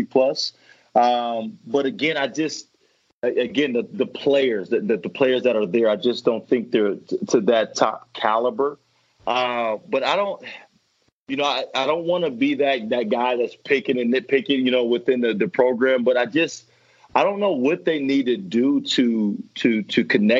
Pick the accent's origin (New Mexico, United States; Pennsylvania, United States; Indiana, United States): Indiana, United States; Fort Wayne; I was born and raised in Fort Wayne, Indiana